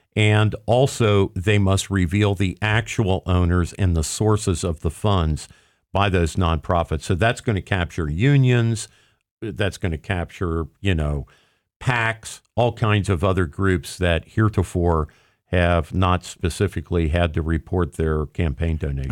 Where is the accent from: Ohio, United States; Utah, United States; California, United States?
Ohio, United States; Cincinnati; I grew up in Cincinnati